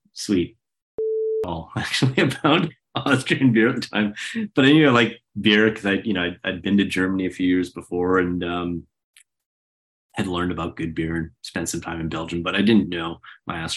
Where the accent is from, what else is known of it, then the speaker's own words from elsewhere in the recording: Canada; moved away; also born or lived in Oklahoma / Vienna; I'm Canadian